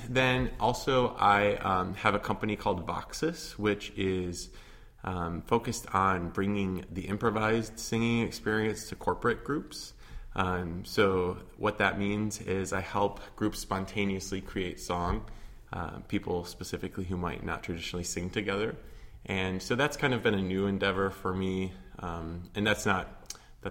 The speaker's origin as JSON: {"language": "English", "town": "Otsego", "region": "Michigan", "country": "United States", "tie": "born or raised there", "also_born_or_lived": "Oberlin, Ohio", "moved": "as an adult", "lives_now": "Chicago, United States", "said": "I am from a town called Otsego, which is near Kalamazoo, Michigan, and I spent, you know, all of my youth there"}